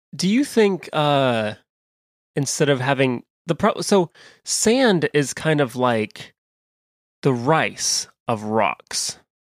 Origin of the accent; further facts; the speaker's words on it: Midwest, United States; accent: Western American; also born or lived in California; I was raised in the Midwest